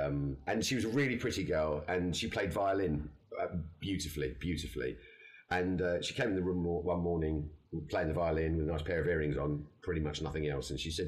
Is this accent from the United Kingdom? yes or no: yes; England, United Kingdom; us English guys